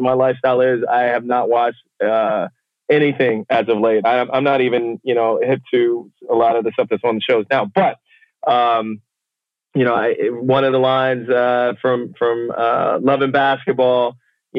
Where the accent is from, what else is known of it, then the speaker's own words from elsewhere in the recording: Kinston, North Carolina, United States; now in Washington, D.C., United States; I'm originally from Kinston, North Carolina, small town, just an hour east of Raleigh and an hour west of the coast